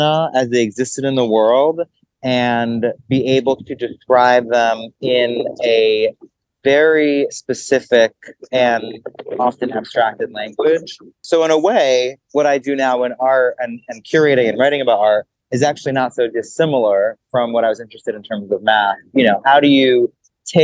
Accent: New York City, New York, United States; growing up in New York City within a multicultural, multilingual home

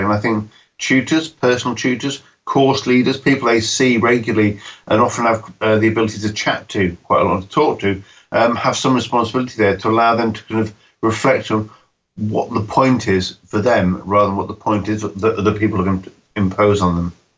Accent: United Kingdom; when I grew up in Britain in the 1970s

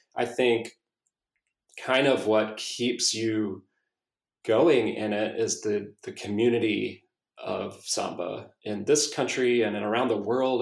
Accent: South Carolina, United States; now in Austin, United States; I grew up in South Carolina, and we used to go to Clemson football games

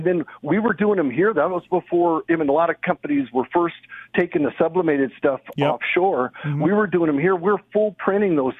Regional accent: Orange County, Southern California, United States; also born or lived in Lake Arrowhead, California; I'm in Southern California in Orange County

